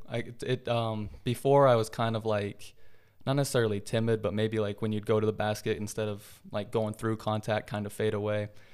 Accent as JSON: {"language": "English", "region": "Utah", "country": "United States", "tie": "born or raised there", "also_born_or_lived": "Oregon", "moved": "as an adult", "said": "going from Utah, born and raised in Utah my whole life, then going to Oregon"}